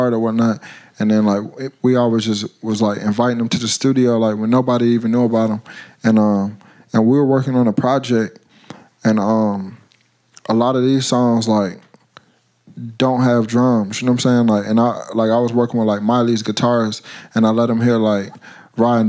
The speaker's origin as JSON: {"language": "English", "town": "Atlanta", "region": "Georgia", "country": "United States", "accent": "heavy Atlanta", "said": "I'm from Atlanta"}